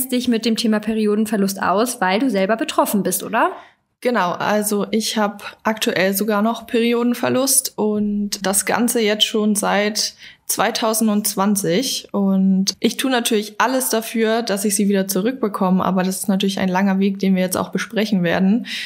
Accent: Berlin, Germany; Ich komme aus Berlin und mache nebenbei Online-Coaching.

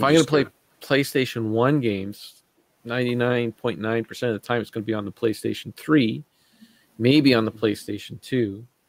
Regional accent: Sudbury, Ontario, Canada; moved away; I was in Sudbury, in my hometown of Sudbury at the time

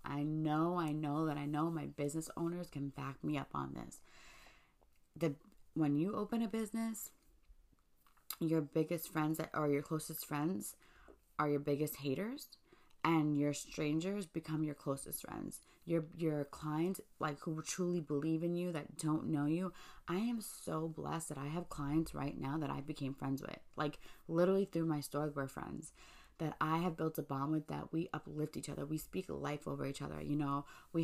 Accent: New York City, New York, United States; I'm from Staten Island

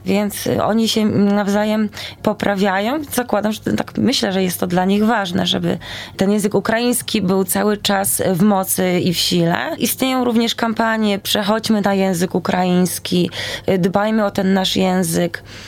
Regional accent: Poland; tutaj jestem z Polski, znam tylko ukraiński

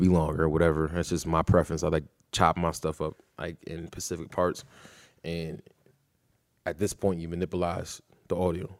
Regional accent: New Britain, Connecticut, United States; Born and raised in New Britain.

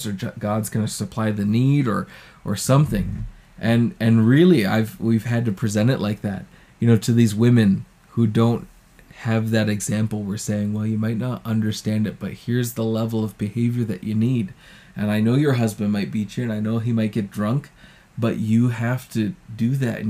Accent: United States; moved away; as an American

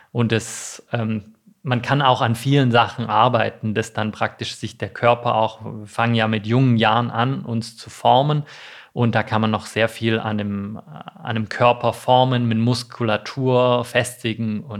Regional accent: Baden-Württemberg, Germany; Ich bin, bin nicht in Stuttgart äh, aufgewachsen, sondern äh, in der Nähe von Tübingen.

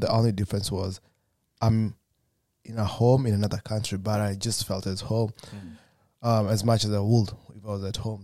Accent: Kenya; moved away as an adult; I'm from Kenya as well

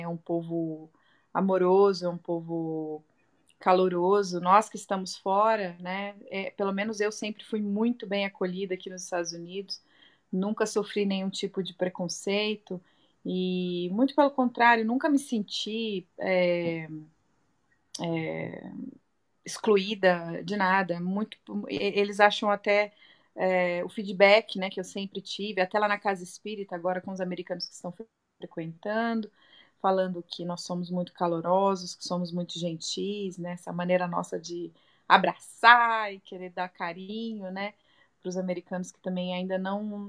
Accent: Brazil; first language Portuguese; now in Las Vegas, United States

